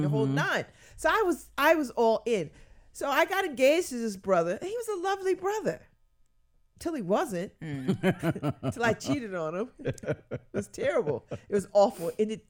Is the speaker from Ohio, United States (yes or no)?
no; Connecticut, United States; And they thought that I was to the manor born because I was from Connecticut and I was black and I spoke well.